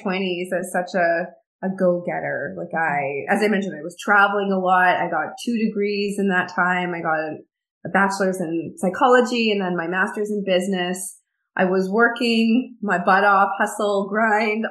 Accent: middle of Canada, Canada; I'm actually from the middle of Canada. I'm a Canadian girl born and raised

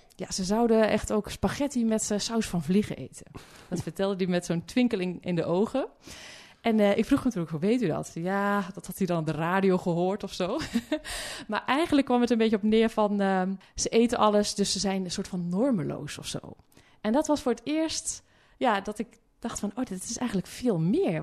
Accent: Hulst, Zeeland, Netherlands; ik kom uit eh, Zeeuws-Vlaanderen

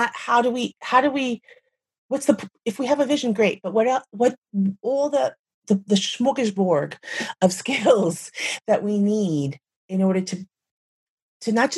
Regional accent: United States; moved away as an adult; when I left the United States, I was quite young

